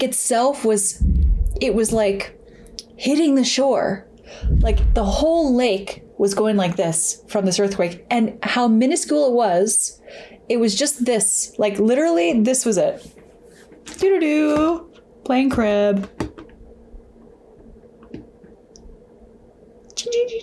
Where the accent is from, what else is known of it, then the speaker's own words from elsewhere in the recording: Alberta, Canada; growing up in Alberta and when I was a kid